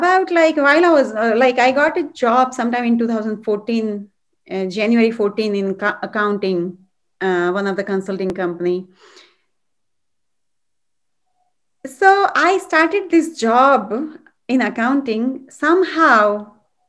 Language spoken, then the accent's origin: English; India; moved away as an adult; now in United States; I'm from India, and I grew up in a very spiritual background and family.